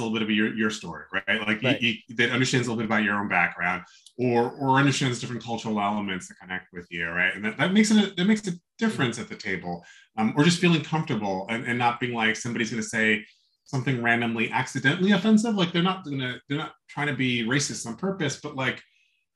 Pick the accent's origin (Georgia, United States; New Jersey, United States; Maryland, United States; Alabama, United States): New Jersey, United States; also born or lived in New York City; grew up in New Jersey, mostly